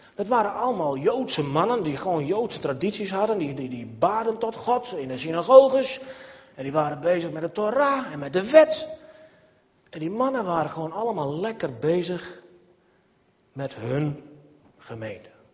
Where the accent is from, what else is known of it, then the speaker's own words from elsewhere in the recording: Nijbeets, Friesland, Netherlands; het zaterdagmiddag voetbalteam, Blue Boys naar Beets, waar ik ben opgegroeid